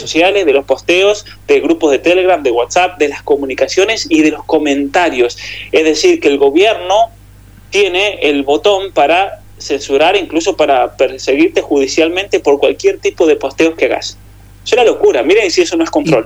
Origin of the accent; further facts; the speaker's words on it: Argentina; now in Canada; aquí somos todos argentinos